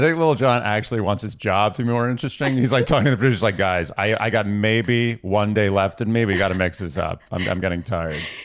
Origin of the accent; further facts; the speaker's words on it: New York, United States; born and raised here